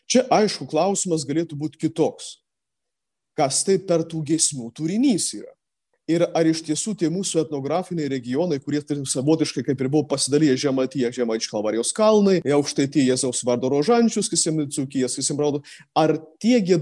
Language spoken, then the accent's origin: Lithuanian; Samogitia, Lithuania; Netgi mes žemaičiai jau fiksuojam tą, kad ne visose šermenyse yra gėdami žemaičių kalba